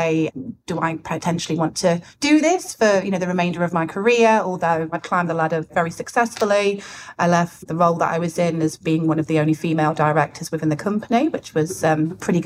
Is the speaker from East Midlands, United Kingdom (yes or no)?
yes; Nottingham, East Midlands, United Kingdom; I'm from Nottingham originally